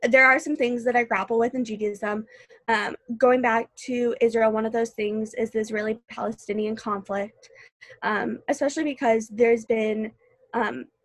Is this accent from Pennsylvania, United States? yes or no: no; St. Louis, Missouri, United States; I moved here from St. Louis. I knew literally no one. Um, and like I said earlier, I wasn't a huge fan of leaving home.